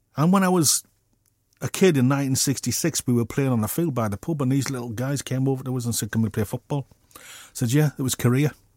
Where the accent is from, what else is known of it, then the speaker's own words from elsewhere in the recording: Middlesbrough, North East England, United Kingdom; I'm a kid from Middlesbrough